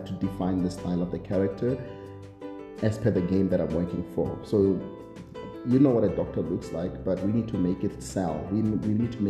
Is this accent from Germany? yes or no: no; South Africa; I'm a South African, I am based in SA